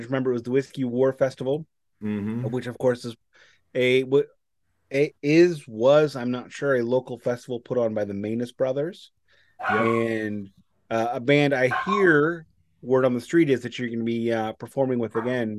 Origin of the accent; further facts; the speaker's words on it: St. Louis, Missouri, United States; my hometown of St. Louis